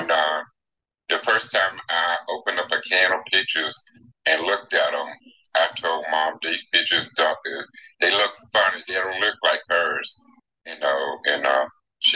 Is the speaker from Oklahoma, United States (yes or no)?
no; Lone Oak, Arkansas, United States; was born in what is that? Lone Oak, Arkansas